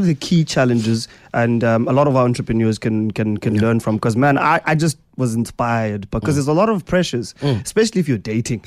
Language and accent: English; Eastern Cape, South Africa; I'm from the Eastern Cape.